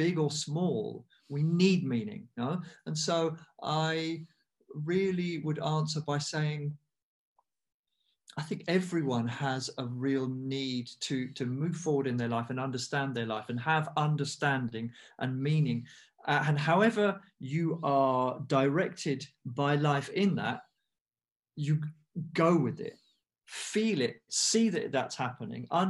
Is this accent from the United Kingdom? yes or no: yes; United Kingdom; I'm half Indian, I'm half English. I was born in the UK